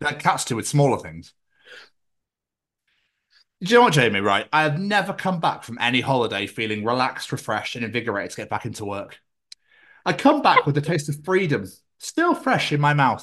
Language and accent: English; Scotland, United Kingdom; I'm from Scotland where the most scariest thing is a cow.